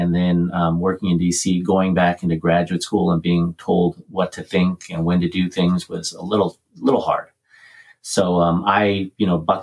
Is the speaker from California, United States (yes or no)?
yes; Montebello, California, United States; also born or lived in San Mateo, California; I grew up in Montebello, California, which is a small suburban town in Los Angeles County, kind of near East L.A., and I was born and raised in the same house for 17 years until I left for college